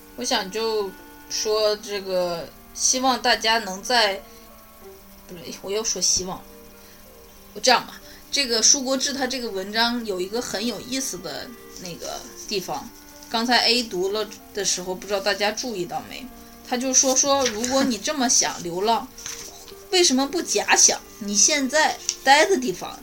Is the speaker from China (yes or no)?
yes; China; now in United States; 我在美国这儿住得也很好，但是还是很怀念国内的那种热闹